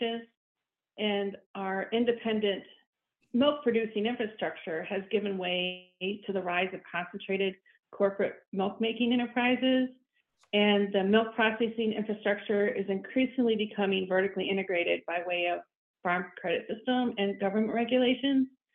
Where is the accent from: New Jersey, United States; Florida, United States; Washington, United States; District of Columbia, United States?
Florida, United States; moved away as an adult; now in Lake City, Minnesota, United States; I was born and raised in Florida.